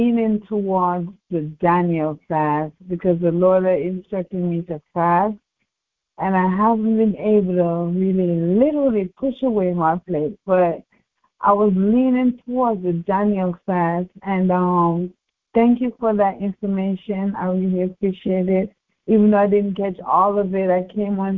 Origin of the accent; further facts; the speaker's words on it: Jamaica; moved away; I'm from Jamaica originally.